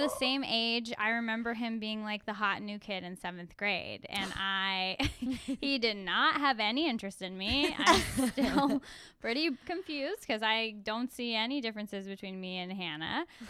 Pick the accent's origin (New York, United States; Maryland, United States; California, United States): California, United States; Agoura Hills; I have a lot to say about the hometown because it was my hometown